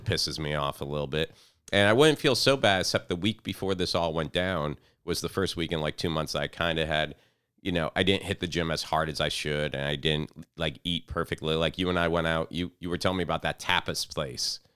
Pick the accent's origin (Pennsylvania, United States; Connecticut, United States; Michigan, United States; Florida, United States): Florida, United States; Fort Pierce; now in Orlando, United States; I was down in Fort Pierce, like, around my hometown